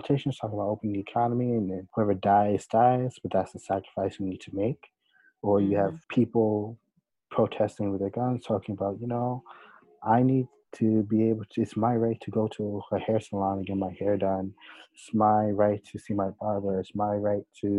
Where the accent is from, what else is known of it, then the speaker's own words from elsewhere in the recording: United States; us as American citizens